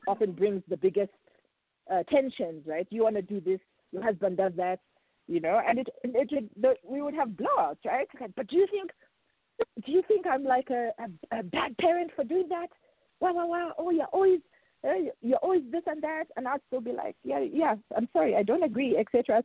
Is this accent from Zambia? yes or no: yes; Zambia; moved away; my my home country